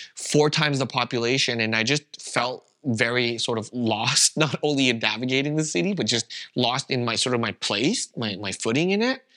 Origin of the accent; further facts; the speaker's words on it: Canada; first language Vietnamese; English is a second language; moved away as an adult; now in Berlin, Germany; I was born and raised in Canada, that's all I ever known, I had never even lived anywhere else